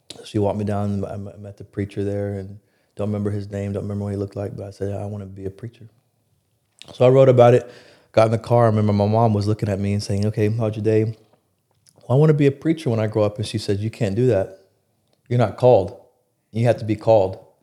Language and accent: English; Plano, Texas, United States; also born or lived in Binghamton, New York; here in Plano.